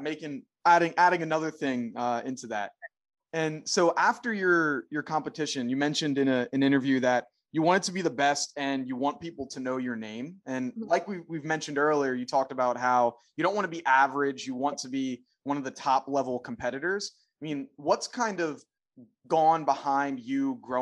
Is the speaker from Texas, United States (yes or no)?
no; Philadelphia, Pennsylvania, United States; I'm from Philly